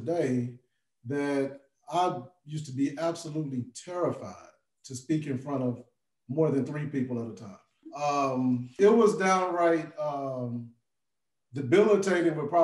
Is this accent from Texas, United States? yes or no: no; Jackson, Tennessee, United States; moved away as an adult; now in Memphis, United States; originally from Jackson, Tennessee, came down to Memphis in 92 with the goal of being here for 4 years and leaving. And I have not left yet.